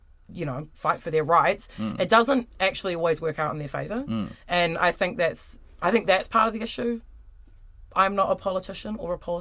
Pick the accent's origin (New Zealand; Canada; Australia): New Zealand; Wellington; I am from Wellington.